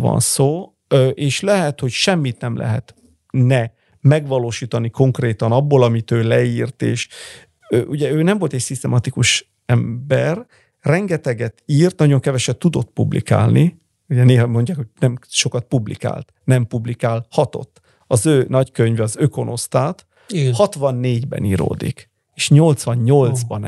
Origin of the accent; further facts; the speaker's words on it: Bologna, Emilia-Romagna, Italy; also born or lived in Hungary; én Bolonyában születtem